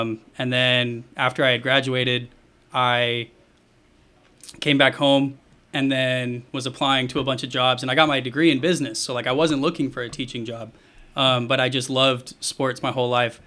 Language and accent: English; Bandera, Texas, United States; also born or lived in Plano, Texas; we moved down to Bandera.